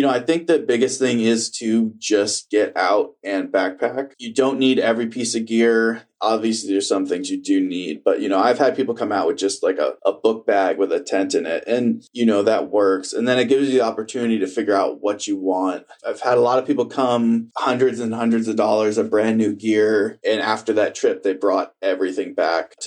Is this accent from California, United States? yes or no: no; New Hampshire, United States; moved away; I'm from New Hampshire